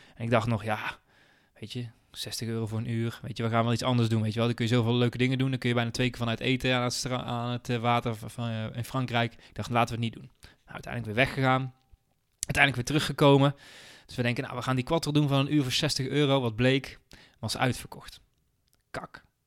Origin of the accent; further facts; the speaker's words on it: 's-Hertogenbosch, North Brabant, Netherlands; moved away as an adult; now in Venlo, Netherlands; ik kom oorspronkelijk uit Den Bosch. Ik heb daar bijna 30 jaar gewoond.